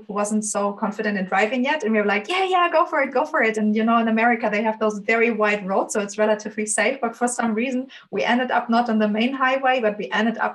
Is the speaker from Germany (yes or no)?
yes; Germany; moved away; also born or lived in Ireland / London, United Kingdom; born and raised in Germany, but very soon I also went abroad.